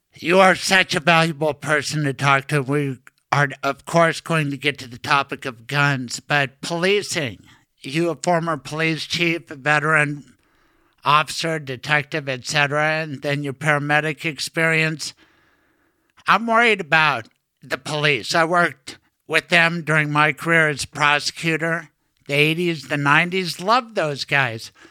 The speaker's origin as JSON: {"language": "English", "town": "Denver", "region": "Colorado", "country": "United States", "tie": "born or raised there", "said": "welcome to my hometown"}